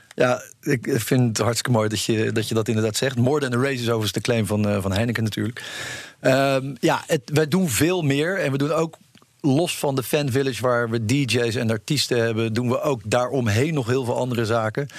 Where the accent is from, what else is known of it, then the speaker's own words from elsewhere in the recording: Netherlands; we als Nederlanders